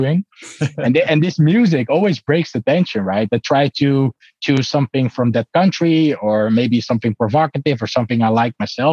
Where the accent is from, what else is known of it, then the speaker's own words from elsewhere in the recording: Netherlands; I'm really from the Netherlands